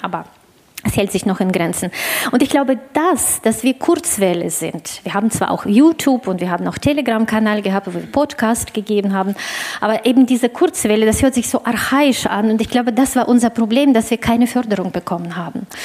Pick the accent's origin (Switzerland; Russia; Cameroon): Russia; für mich als äh, Russin und äh, Inhaberin des deutschen Passes äh, und des russischen Passes